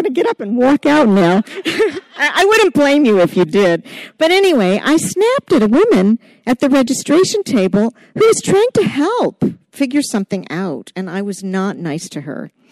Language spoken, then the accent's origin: English; Portland, Maine, United States; I'm from Portland, Maine, right here